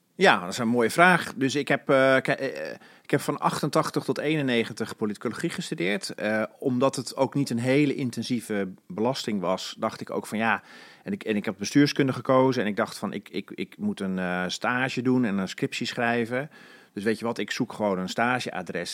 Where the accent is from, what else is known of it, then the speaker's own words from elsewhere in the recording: Alkmaar, North Holland, Netherlands; ik ben in Alkmaar opgegroeid